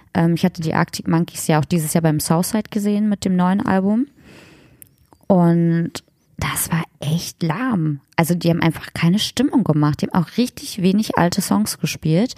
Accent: Magdeburg, Saxony-Anhalt, Germany; aus Magdeburg, aus meiner Heimatstadt

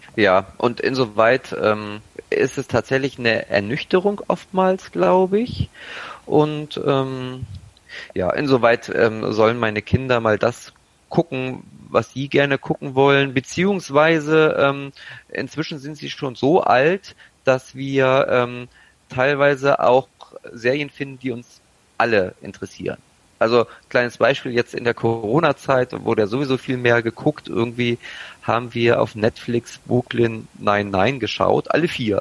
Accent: Braunschweig, Lower Saxony, Germany; Ich komme aus Braunschweig

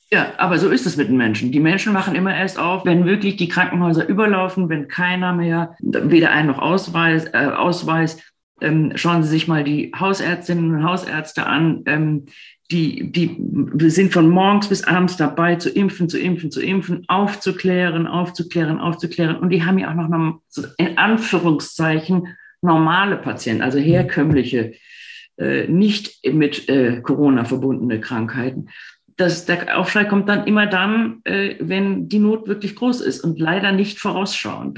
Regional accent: Rhineland, Germany; also born or lived in Berlin; now in Munich, Germany; nun bin ich im Rheinland groß geworden

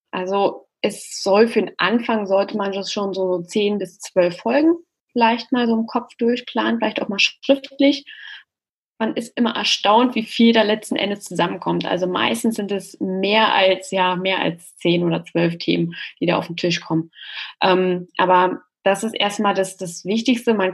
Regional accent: Berlin, Germany; Gründerin von Podcast Wonder, ähm, einer Podcast-Service-Agentur. Und ja, ich komme aus Berlin

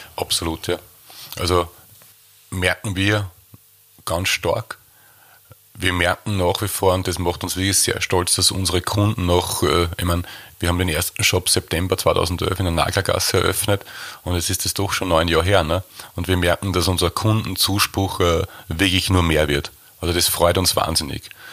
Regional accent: Waldviertel, Lower Austria, Austria; wir sind aus dem Waldviertel, die Bäckerei ist im Waldviertel

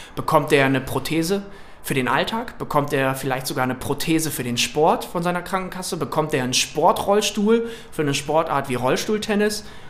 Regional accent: Wilhelmshaven, Lower Saxony, Germany; ich komme aus Wilhelmshaven in Niedersachsen an der Nordsee

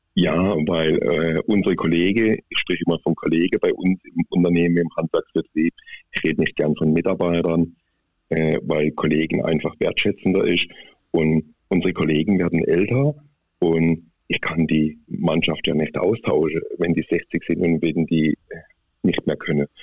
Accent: Baden-Württemberg, Germany; accent: Swiss German; ich komme aus Südbaden. sage ich mal, ich bin ein Halbschweizer, weil ungefähr 20 Kilometer vor der Schweizer Grenze bin

